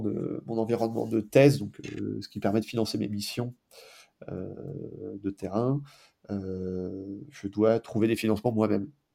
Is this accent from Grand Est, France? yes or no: yes; foot of the Vosges, Moselle, Grand Est, France; moved away; also born or lived in Alps; dans les Vosges, euh, mhm. d'où je suis originaire, au pied des Vosges, en Moselle